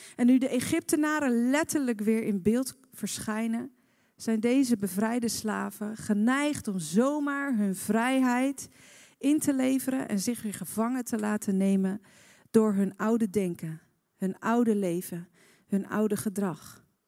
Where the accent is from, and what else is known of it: Netherlands